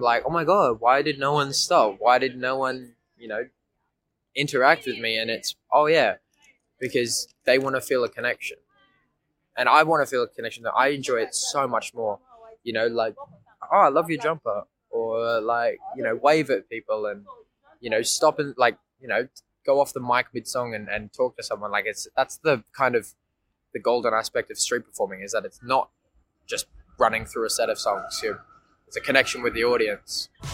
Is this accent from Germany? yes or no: no; Port Macquarie, New South Wales, Australia; moved away as an adult; now in Melbourne, Australia; I'm from a small regional town in New South Wales, uh, Port Macquarie